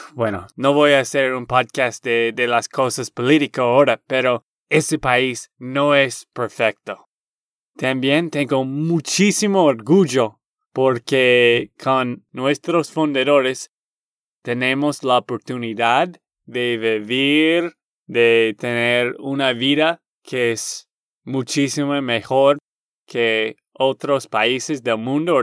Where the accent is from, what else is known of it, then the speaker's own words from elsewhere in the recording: Texas, United States; de Texas, Estados Unidos